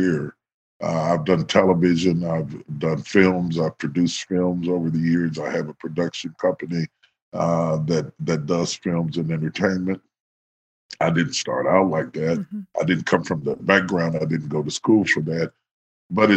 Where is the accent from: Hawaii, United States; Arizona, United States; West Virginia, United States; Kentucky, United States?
West Virginia, United States; moved away; So even though I grew up in West Virginia, I grew up with a very Southern cuisine